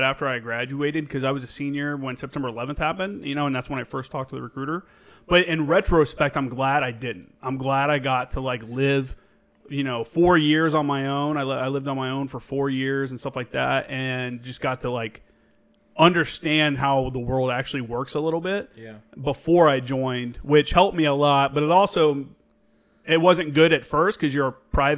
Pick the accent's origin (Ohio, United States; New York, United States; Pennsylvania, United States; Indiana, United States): Indiana, United States; moved away; I'm from Indiana